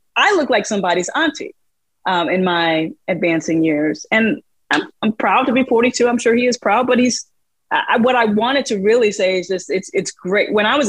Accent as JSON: {"language": "English", "town": "St. Louis", "region": "Missouri", "country": "United States", "tie": "born or raised there", "moved": "yes", "said": "Being a columnist has allowed me to rediscover some fandom of my hometown. Specifically, I've always been a fan of St. Louis sports"}